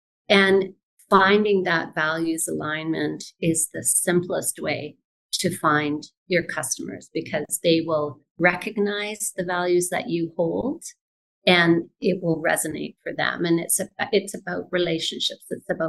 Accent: Vancouver, British Columbia, Canada; born there; I've lived in many places in Canada, but I was born here in Vancouver, and I'm happy to be back.

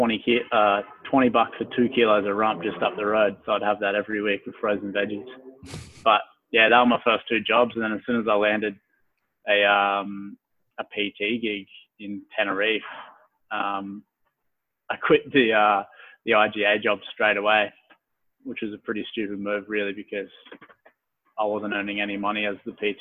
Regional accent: Gunnedah, New South Wales, Australia; moved away as an adult; also born or lived in Perth; now in Brisbane, Australia; I went back to my hometown, which is in Gunnedah. So new country, New South Wales.

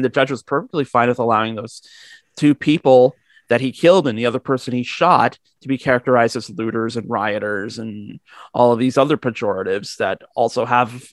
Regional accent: Canada; speaking as a Canadian

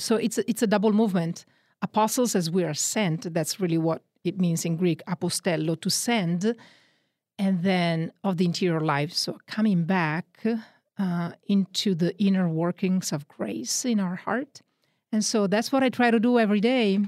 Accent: Milan, Lombardy, Italy; accent: Northern Italian; English is a second language; moved away; also born or lived in Texas; I'm from Italy, Northern Italy. Grew up in the Diocese of Milan

